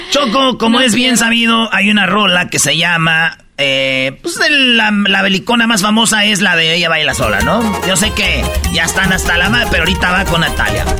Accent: Michoacán, Mexico; yo soy de Michoacán

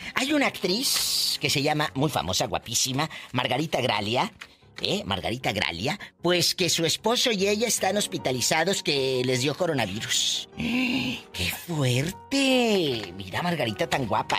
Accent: Matamoros, Tamaulipas, Mexico; Matamoros, Tamaulipa, mi tierra

